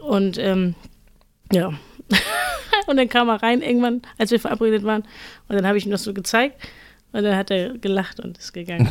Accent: Fahrdorf, Schleswig-Holstein, Germany; ich komme eigentlich aus Fahrdorf

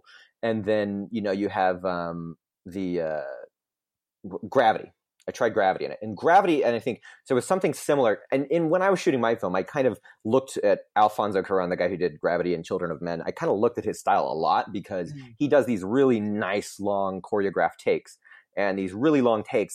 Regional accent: Orlando, Florida, United States; I grew up in Orlando

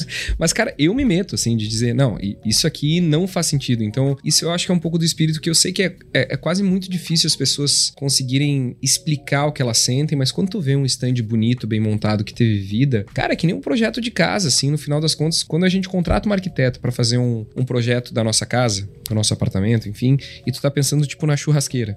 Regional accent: Gramado, Rio Grande do Sul, Brazil; born or raised there; also born or lived in Porto Alegre

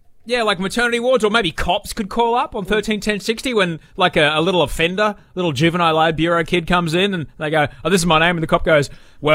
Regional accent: Brisbane, Queensland, Australia; I grew up in Brisbane. I grew up in the western areas of Brisbane before they were kind of posh, when it was, you know, still, if you didn't have a flannel, you weren't allowed to live there.

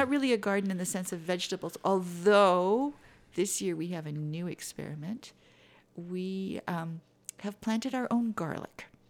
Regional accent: Vancouver, British Columbia, Canada; moved away; growing up in Vancouver, it's a little easier to have a greenhouse than it is here

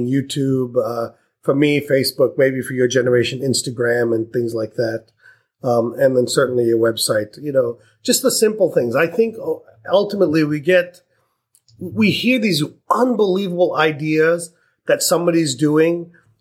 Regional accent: India; I'm Indian

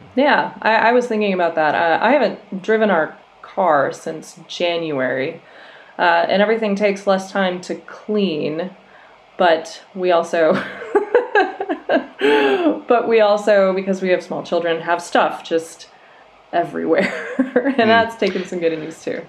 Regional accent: Minnesota, United States; moved away as an adult; I grew up in Minnesota

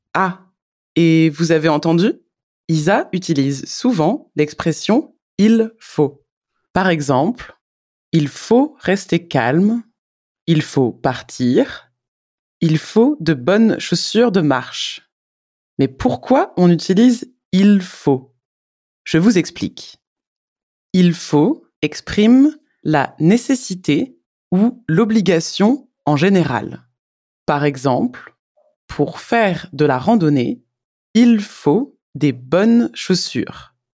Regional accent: France; Je suis française

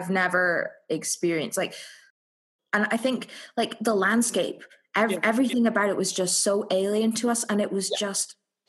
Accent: Scotland, United Kingdom; I'm Scottish. I am not used to like anything above a hot 20 degrees Celsius.

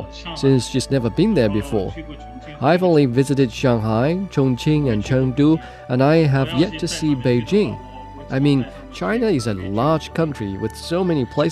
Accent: Lomé, Maritime, Togo; moved away as an adult; now in Dakar, Senegal; I attended the University of Lomé in my hometown, Togo.

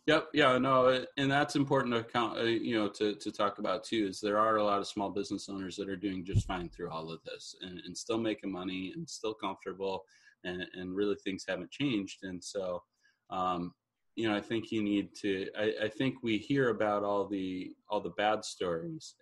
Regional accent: Detroit, Michigan, United States; now in Fort Myers, United States; I'm originally from Detroit

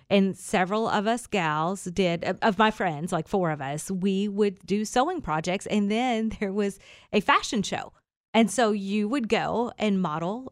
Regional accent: Kentucky, United States; I'm from Kentucky.

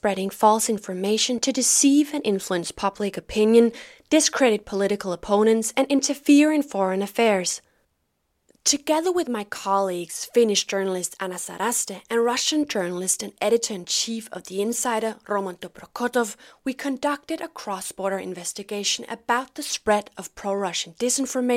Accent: Denmark; I'm a journalist from Denmark

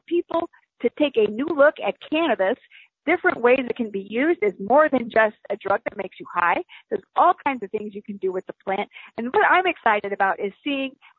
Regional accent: the South, United States; I'm a Southerner

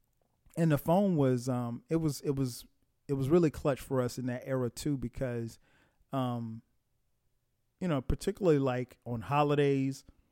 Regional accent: Florence, South Carolina, United States; where I grew up in Florence, South Carolina. You didn't see anybody.

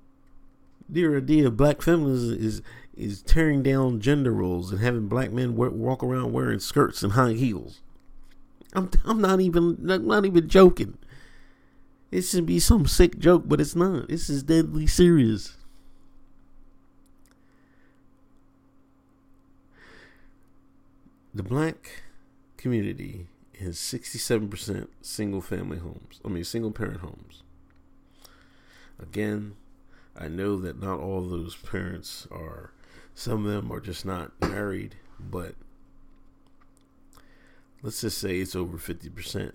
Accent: Exton, Pennsylvania, United States; I grew up in Exton, Pennsylvania

